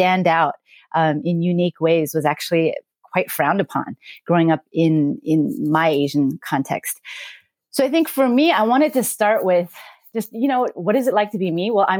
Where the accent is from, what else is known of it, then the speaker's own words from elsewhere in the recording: Canada; now in United States; Again, being Korean Canadian, actually, I just recently became an American citizen. But growing up in Canada, I do wonder, there probably were some differences.